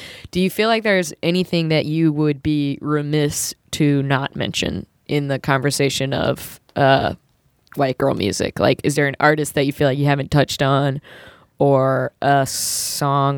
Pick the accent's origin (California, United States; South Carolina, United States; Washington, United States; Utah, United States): South Carolina, United States; now in Chicago, United States; I grew up in South Carolina